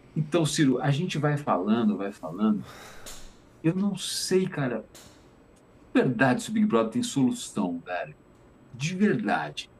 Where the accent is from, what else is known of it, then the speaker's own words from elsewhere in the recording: Juiz de Fora, Minas Gerais, Brazil; moved away; also born or lived in Tapetininga; eu nasci em Tapetininga, mas eu passei a minha, a minha adolescência em Juiz de Fora